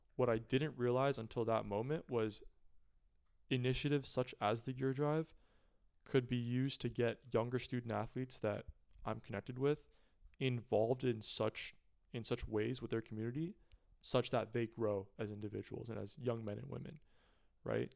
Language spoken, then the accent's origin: English; Pleasanton, California, United States; Pleasanton, my hometown, is, is a relatively affluent area